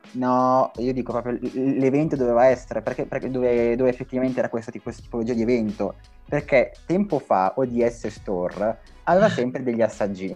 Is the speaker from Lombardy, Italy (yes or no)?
yes; Brianza, Lombardy, Italy; moved away as an adult; now in Milan, Italy; vengo dalla Brianza, ma vivo da Milano, vivo a Milano da tre anni